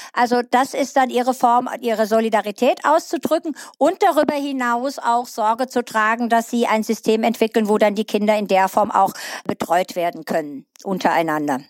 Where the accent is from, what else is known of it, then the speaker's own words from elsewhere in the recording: Eifel, Germany; hier bei uns in der Eifel, in den dünn besiedelten Regionen